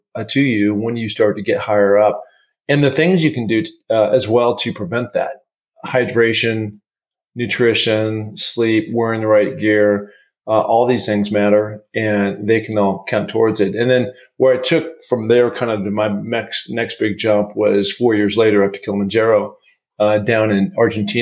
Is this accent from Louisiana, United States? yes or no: no; Seattle, Washington, United States; I grew up in Seattle, Washington.